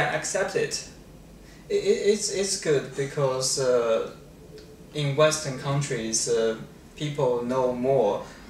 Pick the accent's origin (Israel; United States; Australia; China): China; English is a second language; moved away as an adult; also born or lived in London, United Kingdom; now in United Kingdom; I come from China. Yeah, I studied in China. I worked in China in a hospital for 2 years. Then I been offered a job in a university to teach in London. That's the reason I come to the UK.